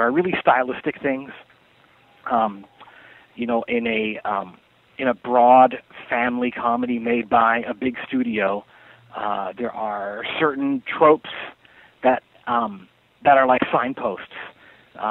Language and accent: English; Canada; moved away as an adult; also born or lived in Montreal, Quebec; now in Los Angeles, United States; I'm Canadian. I was born in Montreal